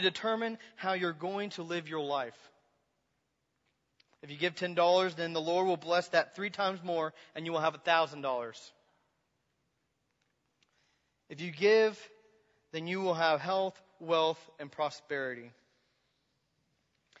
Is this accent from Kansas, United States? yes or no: yes; Kansas, United States; I was from Kansas, middle of Kansas